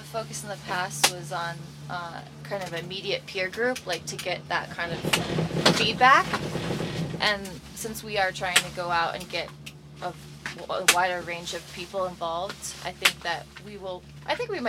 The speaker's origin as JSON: {"language": "English", "region": "New Jersey", "country": "United States", "tie": "born or raised there", "also_born_or_lived": "Boston", "moved": "as an adult", "lives_now": "Aspen, United States", "said": "I grew up in New Jersey."}